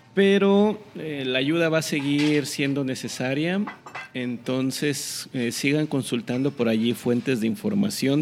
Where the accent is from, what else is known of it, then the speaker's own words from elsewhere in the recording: Mexico; no me siento mal mexicano